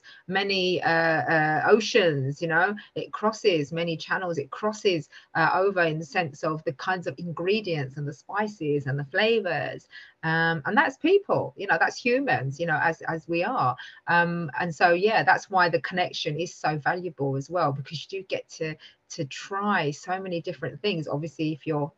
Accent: London, United Kingdom; I grew up in East London

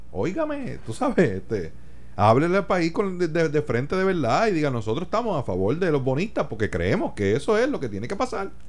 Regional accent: Puerto Rico

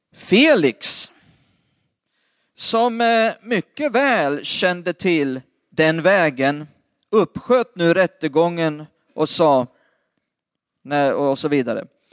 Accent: Lidköping, Västra Götaland, Sweden; Det mesta av min släkt bor runt Lidköping eller i Lidköping, det är där vi kommer ifrån.

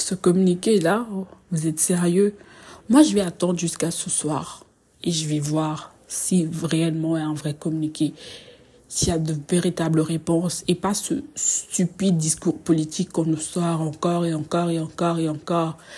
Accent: Republic of the Congo; je suis congolaise

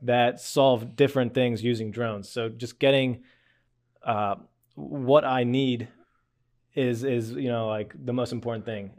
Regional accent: Lititz, Pennsylvania, United States; I grew up in Lidditz

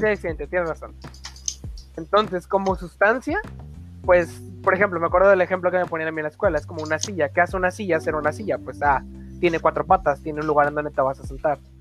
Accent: Mexico; como mexicanos

